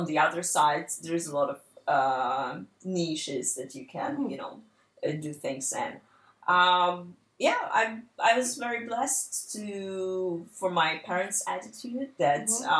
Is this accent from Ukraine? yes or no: yes; Dnipro, Dnipropetrovsk Oblast, Ukraine; moved away as an adult; I'm originally from Ukraine, a city named Dnipro. I was born there and raised there and basically lived my whole life there until the last year.